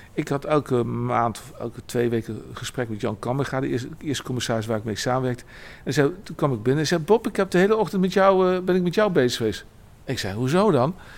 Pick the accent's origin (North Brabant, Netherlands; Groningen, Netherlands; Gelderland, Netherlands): Gelderland, Netherlands; Arnhem; also born or lived in Nijmegen; Ik woon in Arnhem, ik ben ook geboren en getogen in Arnhem.